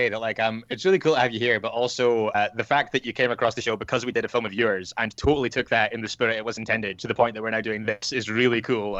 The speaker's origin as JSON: {"language": "English", "country": "United Kingdom", "said": "As a British person"}